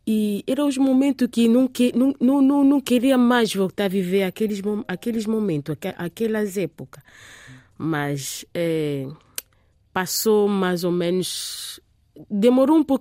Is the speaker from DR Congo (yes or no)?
yes; Kinshasa, DR Congo; also born or lived in France; Eu, eu, eu cresci na, na França. Uhum. Em 1985, eh, eh uhum. fiquei lá na França três anos com meu pai e a minha mãe. Depois regressamos para Kinshasa.